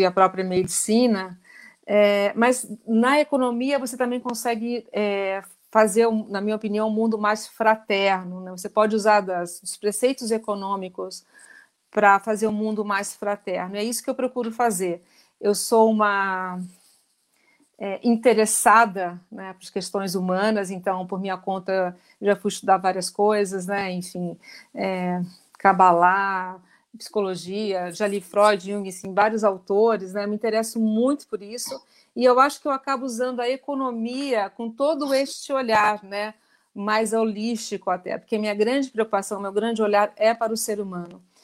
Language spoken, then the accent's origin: Portuguese; Rio de Janeiro, Brazil; moved away; eu sou carioca, né? Eu morava no, no alto da Gávea e eu tinha a Rocinha como vizinha